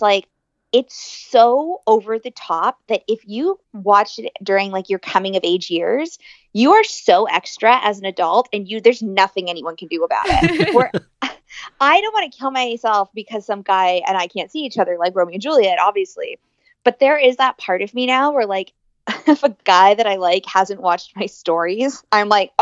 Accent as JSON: {"language": "English", "country": "Ireland", "said": "I'm Irish"}